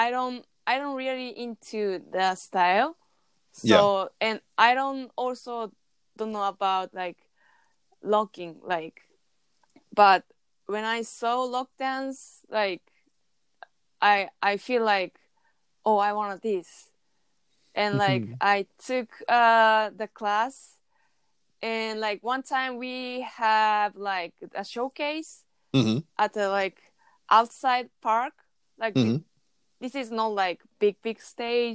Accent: Chiba, Japan; English is a second language; moved away; Chiba City, my hometown

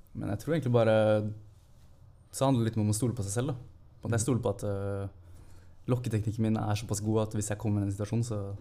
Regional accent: Holmsbu, Buskerud, Norway; moved away as an adult; also born or lived in Klokkestua; now in Oslo, Norway; flytta jeg til Hornsbu i, i, barndommen. Så jeg er jo en Hurum-gutt

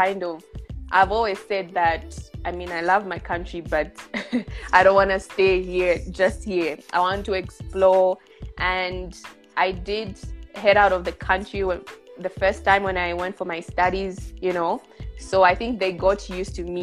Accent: Zambia; moved away; I am Zambian, but currently I'm not in Zambia. Born and bred in Zambia.

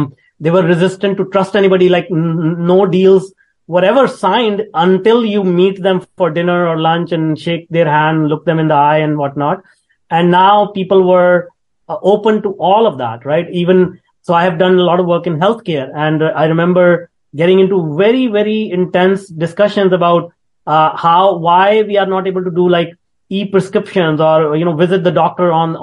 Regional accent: India; moved away; I was born in India in a very, very small town

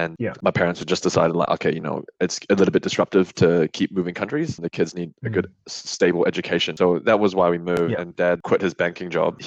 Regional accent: New Zealand; moved away as an adult; now in Australia; I moved to New Zealand

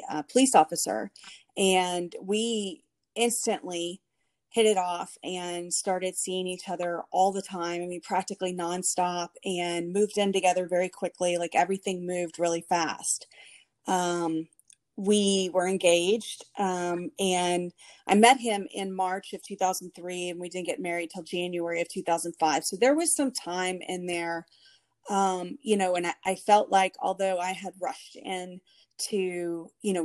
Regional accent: Houston, Texas, United States; I was raised here in Houston with my two sisters

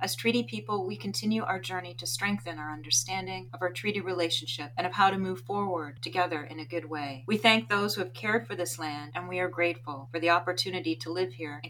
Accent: Grimsby, Yorkshire and the Humber, United Kingdom; I grew up in Grimsby. I was the first library that I went to as a little girl.

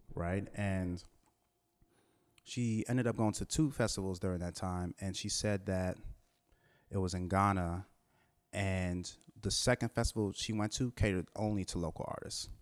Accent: Washington, District of Columbia, United States; also born or lived in Trinidad; me, growing up in Washington, D C

